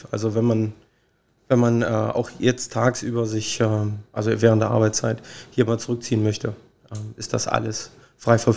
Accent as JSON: {"language": "German", "town": "Magdeburg", "region": "Saxony-Anhalt", "country": "Germany", "said": "Ich bin Magdeburger Kind"}